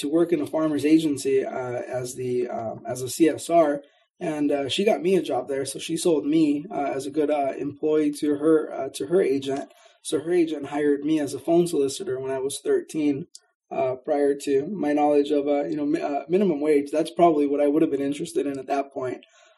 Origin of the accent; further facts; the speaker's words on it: Riverside, California, United States; also born or lived in Mexico; I did grow up in Riverside, although I'm not originally from here.